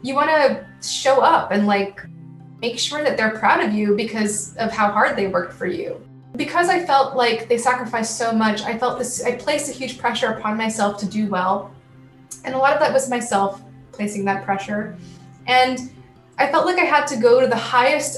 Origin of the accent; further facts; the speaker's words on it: California, United States; moved away as an adult; also born or lived in Syracuse, New York; my hometown, and traveling from California to New York